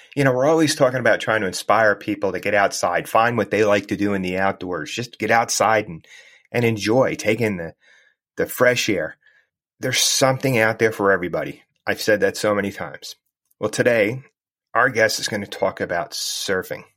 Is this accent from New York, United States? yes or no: no; New Jersey, United States; I grew up in New Jersey and I lived near the Jersey Shore for, for quite a while